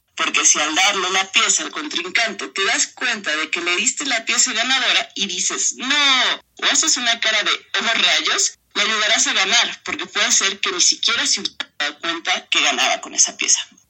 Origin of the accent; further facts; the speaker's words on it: San Cristóbal de las Casas, Chiapas, Mexico; also born or lived in Tuxtla Gutiérrez; yo nací en Tuxtla Gutiérrez y crecí en San Cristóbal de las Casas Chiapas